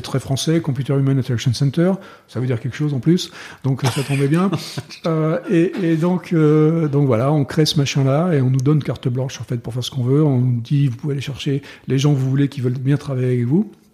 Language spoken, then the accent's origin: French; France; moved away as an adult; moi, en tant que Français